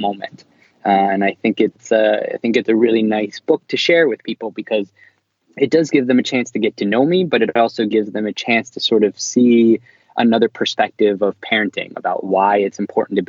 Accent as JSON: {"language": "English", "town": "Philadelphia", "region": "Pennsylvania", "country": "United States", "tie": "born or raised there", "moved": "yes", "lives_now": "New York, United States", "said": "I was born in Philadelphia and I live in New York"}